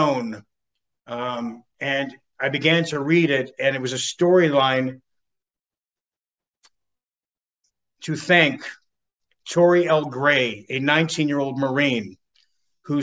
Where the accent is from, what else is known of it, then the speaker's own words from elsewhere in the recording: Canada; moved away as an adult; now in California, United States; Canadian born, but became a dual citizen through my father, and landed on the shores of California to be that actor back that many years ago